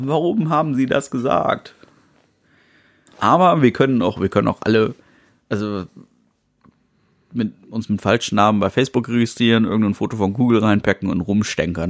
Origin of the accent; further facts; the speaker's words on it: Germany; Ja, ich bin Deutscher.